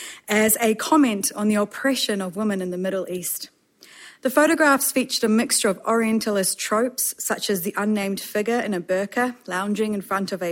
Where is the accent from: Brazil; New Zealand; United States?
New Zealand; Auckland; growing up in Auckland as an Iranian child. Slash immigrant slash so many words.